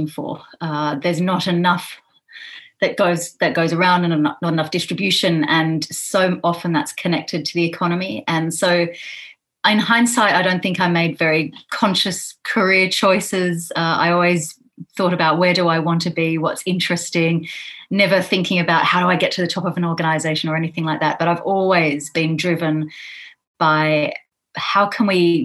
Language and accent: English; Canberra, Australian Capital Territory, Australia; my hometown of Canberra in Australia, where I grew up